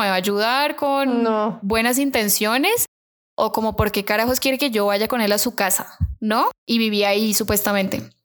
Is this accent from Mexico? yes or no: no; Colombia; accent: Colombian; moved away; estaba hablando con mi acento colombiano, se dio cuenta que era colombiana